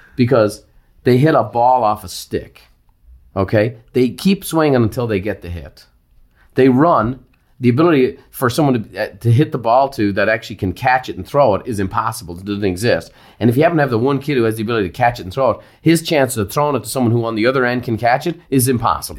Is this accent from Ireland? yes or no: yes; Ireland; as an Irishman, you know, I grew up in athletic competition.